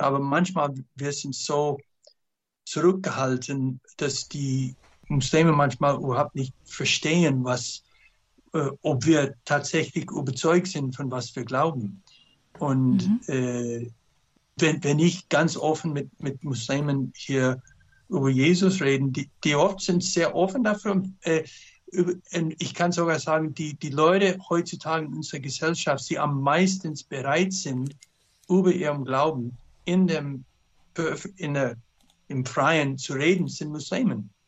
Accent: United States; German is a second language; moved away as an adult; also born or lived in Canada / Turkmenistan / Turkey; Mein Papa war Kanadier, Mutter Amerikanerin. Äh, ich bin in Kanada geboren, äh, in Amerika großgewachsen.

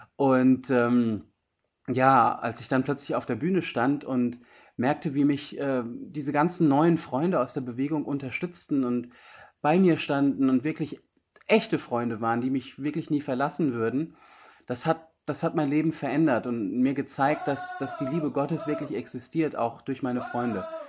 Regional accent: Germany; moved away as an adult; also born or lived in India; Ich bin aus Indien, bin hier zwar geboren, aufgewachsen, war aber 20 Jahre lang in Indien und bin jetzt wieder seit zwei Jahren

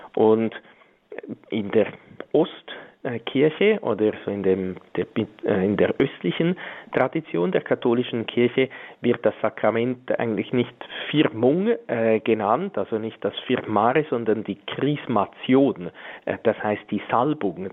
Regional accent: Switzerland; bei uns in der Schweiz

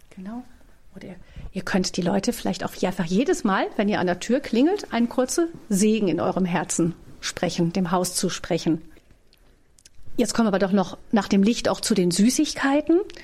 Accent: Rhineland, Germany; bei uns im Rheinland

